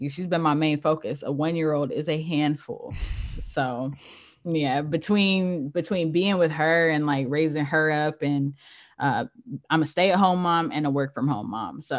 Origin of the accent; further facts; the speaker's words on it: California, United States; born there; I was born in Cali, so